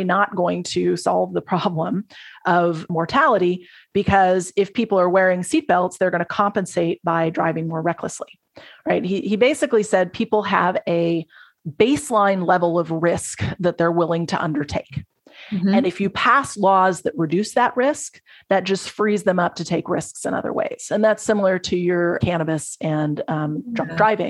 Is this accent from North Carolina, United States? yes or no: no; Texas, United States; I grew up in Texas